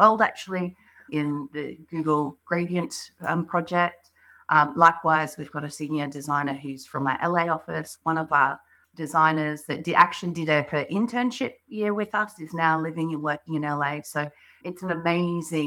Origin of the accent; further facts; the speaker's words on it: Australia; accent: Australian; moved away as an adult; now in London, United Kingdom; You might hear from my accent, I'm Australian